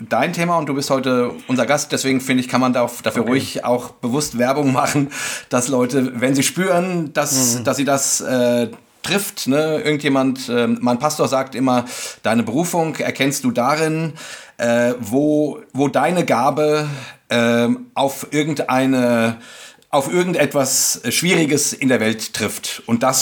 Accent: Hesse, Germany; Wir sind ja aus Hessen.

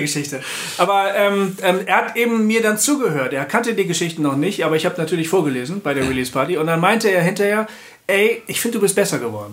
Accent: Bremen, Germany; moved away; weggegangen bin ähm, aus Hochding, da habe ich den Stadtteil irgendwie hinter mir gelassen und versucht zu vergessen. Meine Eltern leben da zwar immer noch

